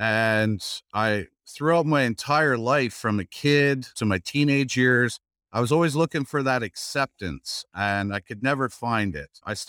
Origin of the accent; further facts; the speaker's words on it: Kitchener, Ontario, Canada; I grew up in Kitchener, Ontario.